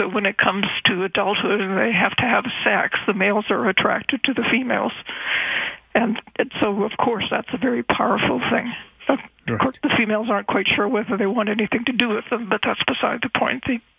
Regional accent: Victoria, British Columbia, Canada; Well, I grew up in Victoria, and my parents had a summer place on the seashore

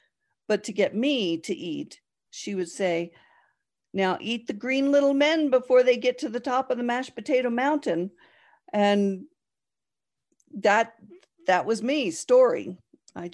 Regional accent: New Jersey, United States; No, I grew up in New Jersey.

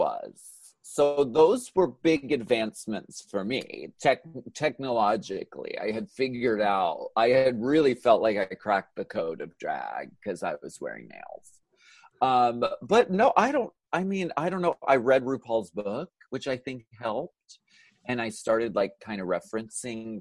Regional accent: Pennsylvania, United States; I'm from Pennsylvania

